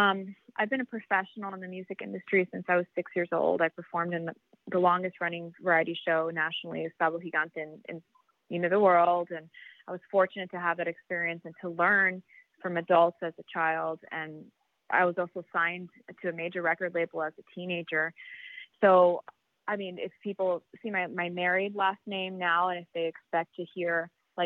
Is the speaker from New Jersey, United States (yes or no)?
no; Miami, Florida, United States; I grew up in Miami.